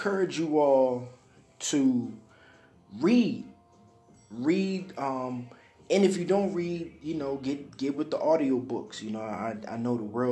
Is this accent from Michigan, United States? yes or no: yes; Detroit, Michigan, United States; I'm from Detroit, so I grew up listening to my grandmother